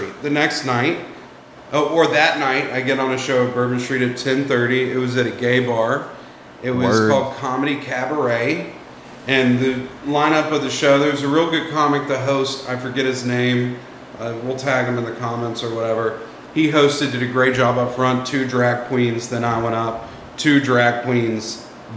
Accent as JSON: {"language": "English", "town": "Birmingham", "region": "Alabama", "country": "United States"}